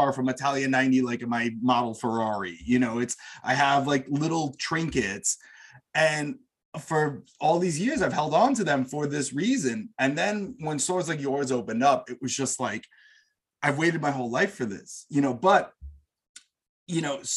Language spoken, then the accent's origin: English; United States; growing up in America